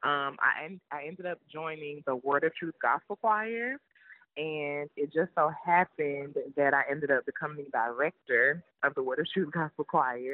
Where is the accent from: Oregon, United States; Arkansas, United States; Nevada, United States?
Arkansas, United States; North Little Rock; moved away as an adult; also born or lived in Fort Worth, Texas; So I'm originally from North Little Rock, Arkansas, and I knew I wanted to leave Arkansas